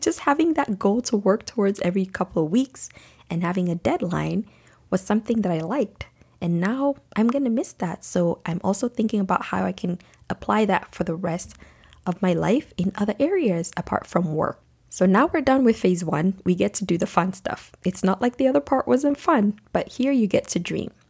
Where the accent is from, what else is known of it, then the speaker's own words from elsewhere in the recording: Nigeria; moved away; as a young girl growing up in Nigeria